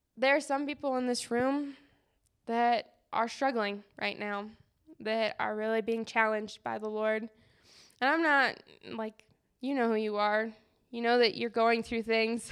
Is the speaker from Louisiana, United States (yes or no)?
no; Colorado, United States; growing up around Colorado